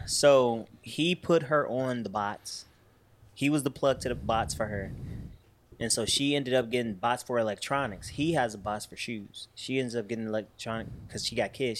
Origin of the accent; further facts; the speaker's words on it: Chicago, Illinois, United States; growing up on Southside Chicago